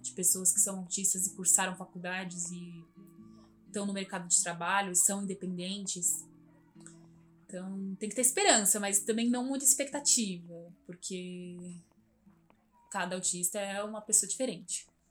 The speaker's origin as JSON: {"language": "Portuguese", "town": "Santo André", "region": "São Paulo", "country": "Brazil", "tie": "born or raised there", "said": "Eu morei por muito tempo, muitos anos, assim, desde de criança. Eu nasci aqui em Santo André"}